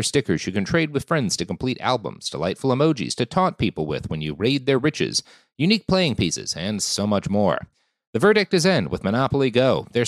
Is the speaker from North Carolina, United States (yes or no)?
no; Dallas, Texas, United States; born or raised there; also born or lived in Oklahoma